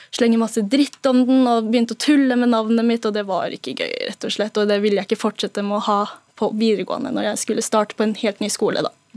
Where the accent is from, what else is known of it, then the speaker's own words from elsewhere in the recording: Norway; hele barndommen min i Norge